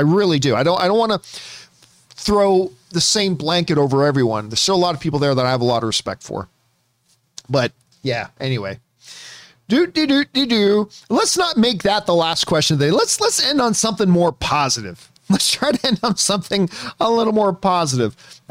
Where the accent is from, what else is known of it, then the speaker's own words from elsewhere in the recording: Canada; See, for me, growing up in Canada, it was not... Blockbuster wasn't the chain. There were Blockbusters in Canada, but the chain in Canada was Rogers Video.